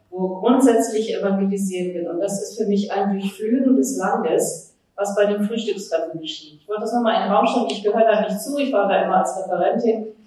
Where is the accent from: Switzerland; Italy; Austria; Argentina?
Argentina; now in Berlin, Germany; Ich komme aus Argentinien